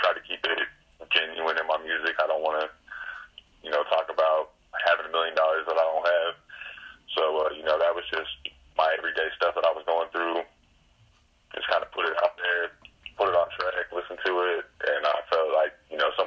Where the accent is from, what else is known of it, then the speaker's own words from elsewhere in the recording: San Jose, California, United States; also born or lived in Central Valley, California; I was born in the Bay Area in San Jose, California. I moved out to the Central Valley.